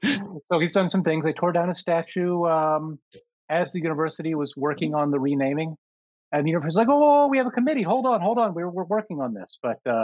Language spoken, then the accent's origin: English; United States; moved away as an adult; now in Toronto, Canada; Being an American who's been in American politics and came over here for the job, but also because my family sort of wanted to be here.